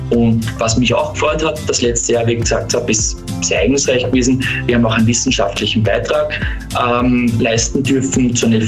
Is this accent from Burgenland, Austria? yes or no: yes; Parndorf, Burgenland, Austria; es ist ja kein Geheimnis, dass ich äh, Burgenländer bin. Ich komme aus Bahndorf. Viele kennen den Ort vielleicht vom riesigen Designer Outlet Center ja. oder dem nahen Neusiedlersee.